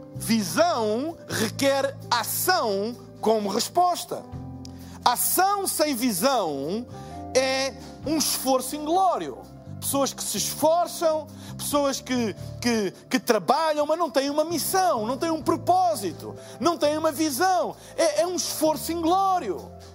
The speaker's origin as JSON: {"language": "Portuguese", "country": "Portugal", "said": "eu sou de Portugal"}